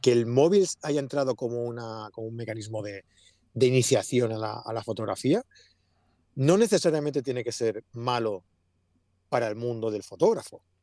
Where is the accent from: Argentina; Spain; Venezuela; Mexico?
Spain; Sant Feliu de Llobregat, Catalonia; Yo nací en San Felipe de Bregat.